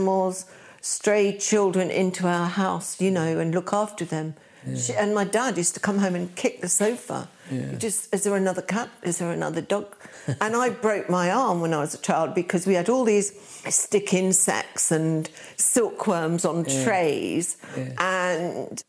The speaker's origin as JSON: {"language": "English", "region": "London", "country": "United Kingdom", "tie": "born or raised there", "also_born_or_lived": "Hackney", "said": "London. I was born in Kensington."}